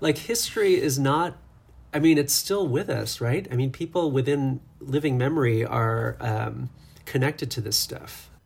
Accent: Buffalo, New York, United States; born or raised there

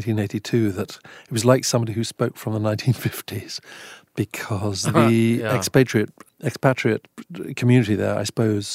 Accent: Eswatini; I grew up in Swaziland, which is the smallest country in the Southern Hemisphere. And it's in Southeast Africa between Mozambique and South Africa.

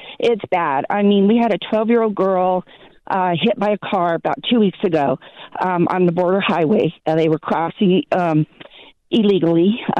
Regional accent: El Paso, Texas, United States; now in New Mexico, United States; I was born in El Paso and live about 5 miles away in New Mexico from the Texas state lines.

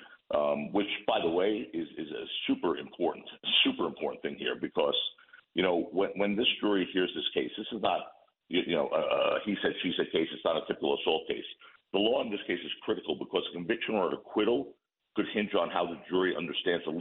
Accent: United States; I'm an American. I mean, first and foremost, I'm an American

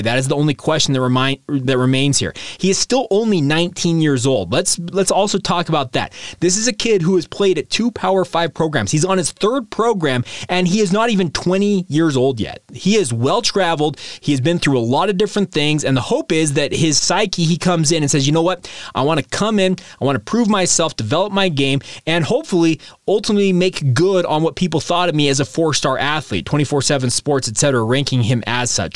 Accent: Utah, United States; I'm a lifer in the state of Utah

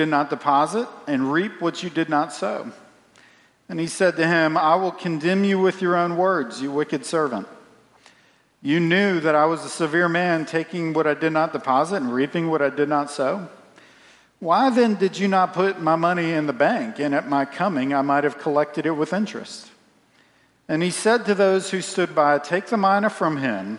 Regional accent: Central Virginia, United States; I grew up in Central Virginia

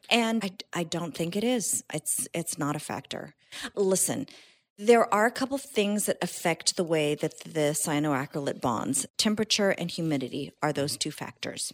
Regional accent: San Jose, California, United States; now in Southern California, United States; I grew up in Northern California, uh, San Jose

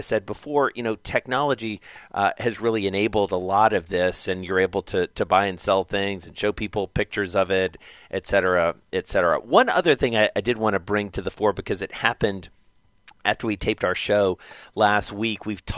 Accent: the South, United States; growing up in the South, I just referred to all of them as tennis shoes. That's a very regional thing

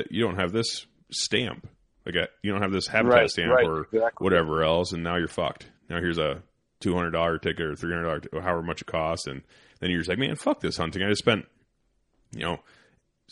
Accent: Northern Iowa, United States; also born or lived in Colorado; grew up, you know, typical Northern Iowa kid doing deer drives with the old man

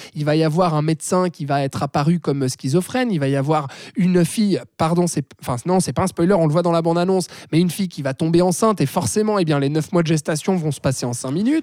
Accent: Switzerland; chez nous en Suisse

